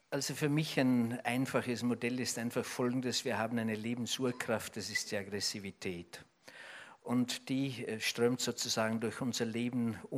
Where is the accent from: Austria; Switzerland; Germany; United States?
Austria; die nächste Fußballweltmeisterschaft als Österreicher spricht man ja leicht, weil man immer Zuschauer ist.